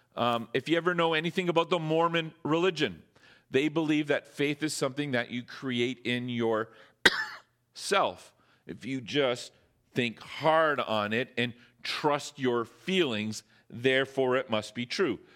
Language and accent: English; Northern Ontario, Canada; now in Squamish, Canada; I'm from Northern Ontario